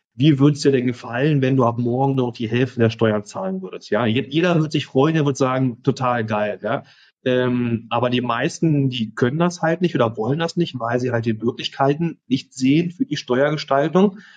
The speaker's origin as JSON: {"language": "German", "country": "Germany", "tie": "born or raised there", "moved": "as an adult", "lives_now": "Costa Rica", "said": "ich bin in Deutschland aufgewachsen, meine Familie ist noch"}